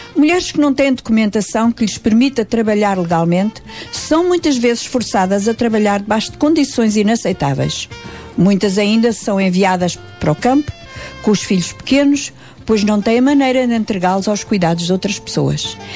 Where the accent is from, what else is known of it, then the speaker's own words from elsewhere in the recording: Portugal; Somos portuguesas